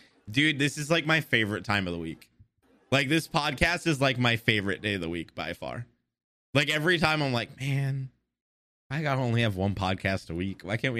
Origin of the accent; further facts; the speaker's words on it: United States; I'm American